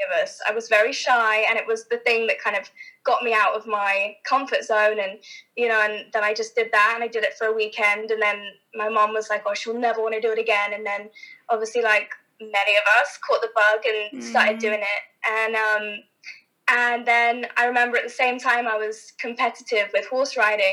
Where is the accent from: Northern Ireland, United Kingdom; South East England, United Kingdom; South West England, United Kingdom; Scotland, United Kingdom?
South East England, United Kingdom; West Sussex; moved away as an adult; also born or lived in London; now in Los Angeles, United States; I was born in Sussex, in West Sussex, in the countryside. Grew up on a racehorse yard.